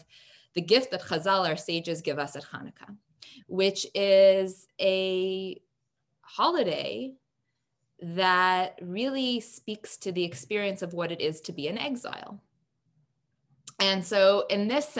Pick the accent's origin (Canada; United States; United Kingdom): Canada; as a Canadian